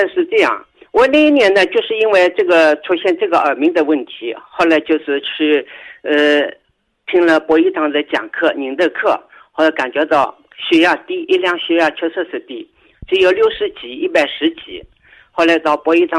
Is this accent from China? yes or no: yes; Changzhou, Jiangsu, China; 我是江苏常州的，